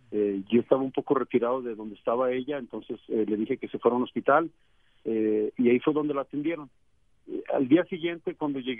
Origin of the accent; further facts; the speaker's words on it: Mexico; orgulloso como mexicano que soy